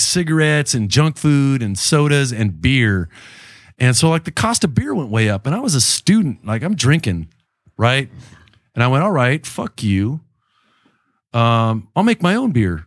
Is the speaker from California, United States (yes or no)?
yes; Chula Vista, California, United States; born and raised in Chula Vista, Bay General Hospital